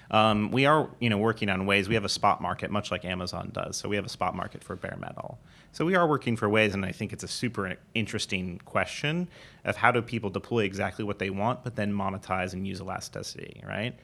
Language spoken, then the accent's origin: English; Southern California, United States; moved away as an adult; also born or lived in Pittsburgh; we grew up in Southern California